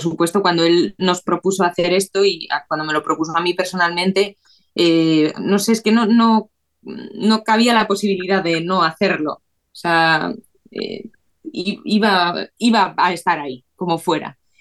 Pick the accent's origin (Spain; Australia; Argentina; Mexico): Spain; San Sebastián, Basque Country; moved away; yo me fui de Donosti